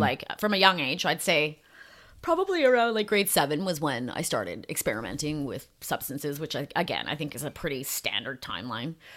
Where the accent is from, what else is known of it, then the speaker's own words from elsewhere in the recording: Calgary, Alberta, Canada; also born or lived in Ontario; I was born in Ontario, but then I grew up in Calgary, Alberta.